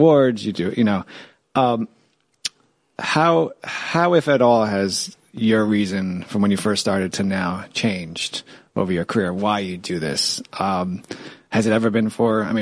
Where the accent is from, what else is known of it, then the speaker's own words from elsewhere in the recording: New York City, New York, United States; I grew up in Washington Heights